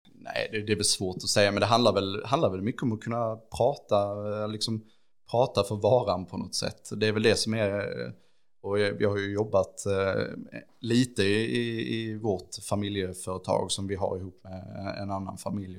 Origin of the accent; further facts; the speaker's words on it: Ängelholm, Skåne, Sweden; jag är ju uppvuxen i Skälderviken och så och har liksom växt upp i den här stan